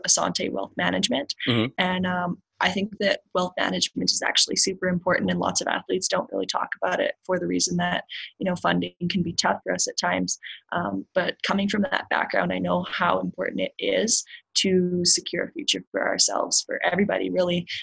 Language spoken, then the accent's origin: English; Canada; as a Canadian